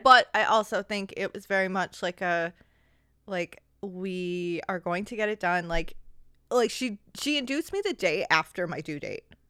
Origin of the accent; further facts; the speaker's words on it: United States; as an American